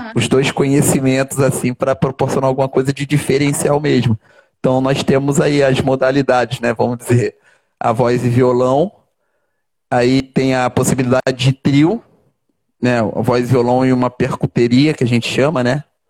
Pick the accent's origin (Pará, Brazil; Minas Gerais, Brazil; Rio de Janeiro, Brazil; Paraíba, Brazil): Rio de Janeiro, Brazil; sou carioca da gema natural aqui do Rio de Janeiro. Nasci ali naquele hospital Ordem do Carmo